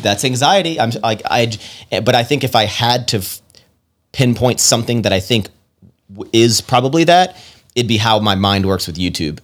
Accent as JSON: {"language": "English", "region": "Virginia", "country": "United States", "tie": "born or raised there", "also_born_or_lived": "Roanoke, Virginia / Richmond, Virginia / Washington, D.C.", "moved": "as an adult", "lives_now": "Texas, United States", "said": "I'm from, I'm from Virginia originally, and I, I essentially started deep Southern Virginia, and then the older I got, the more Northern Virginia I moved"}